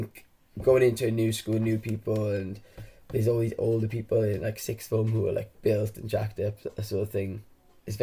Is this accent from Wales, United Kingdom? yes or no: yes; Aberdare, Wales, United Kingdom; I'm from a small town in South Wales called Aberdare, actually from Cumbach. And I grew up there